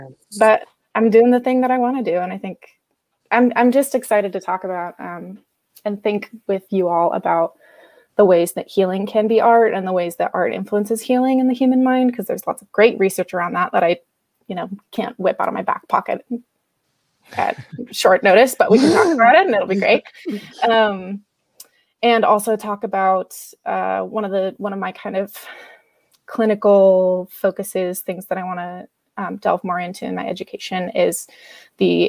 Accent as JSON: {"language": "English", "town": "Blaine", "region": "Washington", "country": "United States", "tie": "born or raised there", "also_born_or_lived": "Tacoma, Washington", "said": "I grew up in Blaine, Washington, which is a little town up on the border with Canada"}